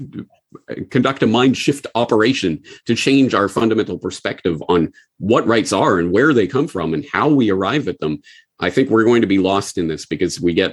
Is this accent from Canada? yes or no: yes; Canada; moved away as an adult; also born or lived in Japan; I'm Canadian